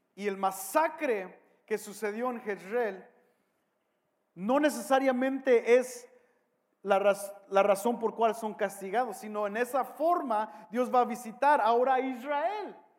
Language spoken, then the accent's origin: Spanish; Mexico; soy mexicano